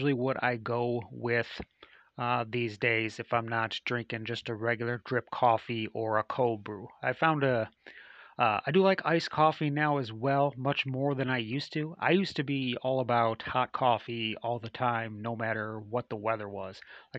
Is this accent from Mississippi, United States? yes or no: no; Chicago, Illinois, United States; And I just returned from a trip back to my hometown area. I traveled back to Chicago.